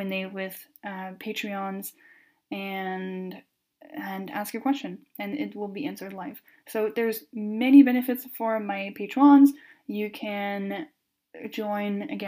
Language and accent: English; Canada; first language French; English is a second language; I am French Canadian, so my first language is French